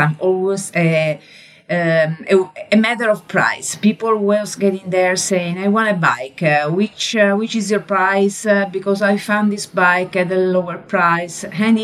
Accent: Verona, Veneto, Italy; accent: Italian; English is a second language; moved away as an adult; now in Florence, Italy; I am originally from Verona, which is a beautiful, beautiful city

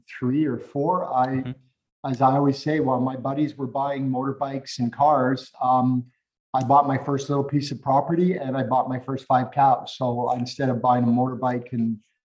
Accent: Calgary, Alberta, Canada; moved away as an adult; also born or lived in Edmonton; I'm also from, born and raised in Calgary

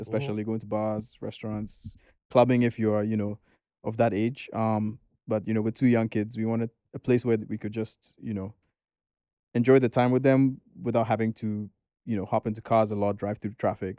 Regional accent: Ghana; now in New York, United States; being a Ghanaian myself, living in America now

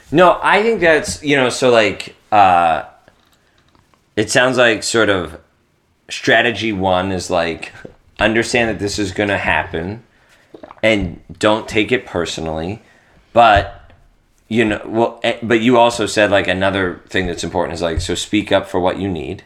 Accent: East Coast, United States; I'm from the East Coast

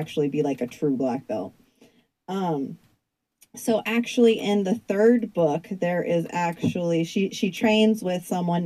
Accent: Southern California, United States; I'm from Southern California

